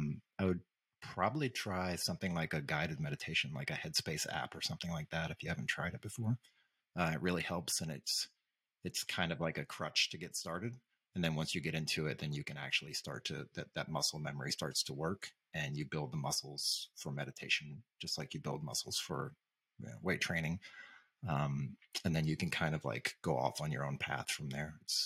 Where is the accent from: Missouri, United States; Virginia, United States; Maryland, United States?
Missouri, United States; St. Louis; I grew up outside of St. Louis, so not officially in St. Louis, but in and around St. Louis, in the same kind of situation.